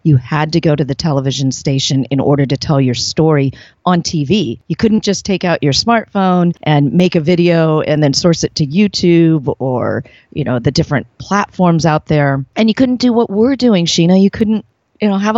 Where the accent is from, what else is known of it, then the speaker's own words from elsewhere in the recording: San Diego, California, United States; I was born right here in San Diego.